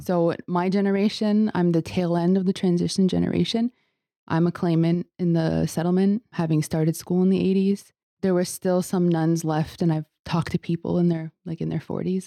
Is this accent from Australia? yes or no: no; Kahnawake, Quebec, Canada; I'm from Ghaznawaage